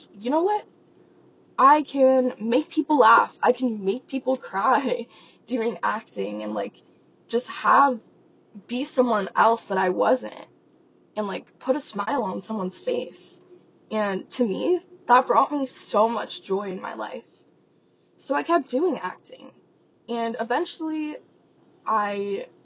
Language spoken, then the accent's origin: English; Las Vegas, Nevada, United States; I grew up in Las Vegas, Nevada, and no, I did not live in a casino.